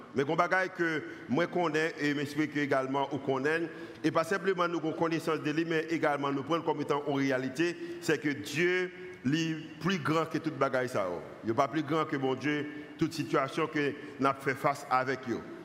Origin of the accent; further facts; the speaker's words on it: Haiti; en tant qu'haïtien